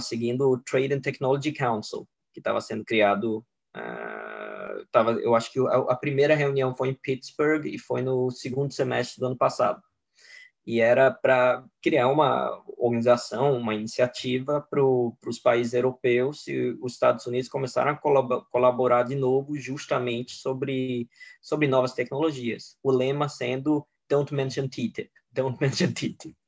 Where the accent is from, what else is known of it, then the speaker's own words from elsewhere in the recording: Sweden; also born or lived in Brazil; eu, como sueco